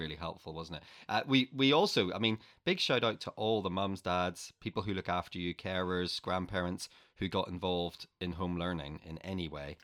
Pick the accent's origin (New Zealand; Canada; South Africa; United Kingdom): United Kingdom; Northern Ireland; moved away as an adult; I grew up in Northern Ireland